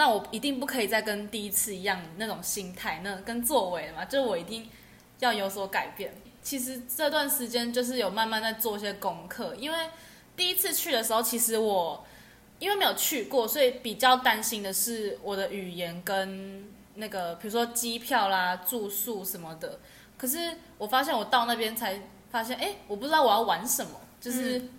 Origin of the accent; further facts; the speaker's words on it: Taiwan; 因为我们是台湾人